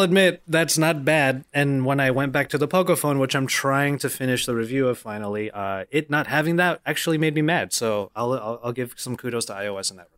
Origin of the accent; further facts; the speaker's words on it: Philippines; I'm Filipino